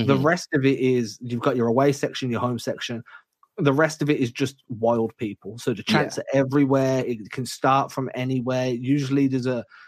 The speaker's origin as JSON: {"language": "English", "region": "England", "country": "United Kingdom", "said": "as an English guy"}